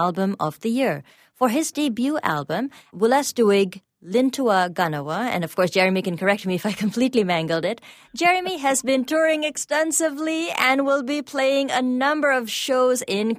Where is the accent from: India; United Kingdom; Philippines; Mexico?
India; English is a second language; now in Canada; I grew up in India, and one of the things that we were told is, you must speak English